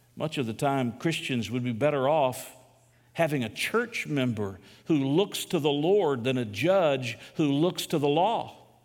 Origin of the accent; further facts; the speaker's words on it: United States; As an American